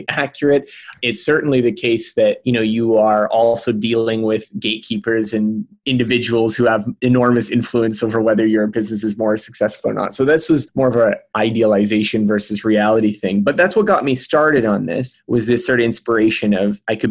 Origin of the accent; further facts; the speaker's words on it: The Pas, Manitoba, Canada; moved away; in my hometown, in a small hometown, the Paw, Manitoba, which is way up north